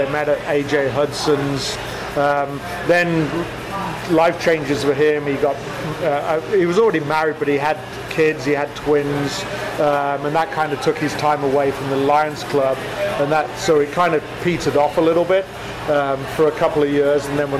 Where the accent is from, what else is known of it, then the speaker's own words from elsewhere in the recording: about 30 miles south of Birmingham, West Midlands, United Kingdom; moved away as an adult; now in Chicago, United States; I was born there. I was raised about 30 miles south of Birmingham, but I'm from Birmingham